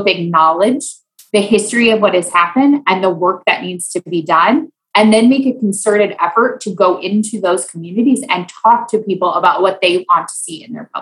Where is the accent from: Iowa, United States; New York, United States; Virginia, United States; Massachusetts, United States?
Iowa, United States; moved away as an adult; also born or lived in Louisiana; I grew up in Iowa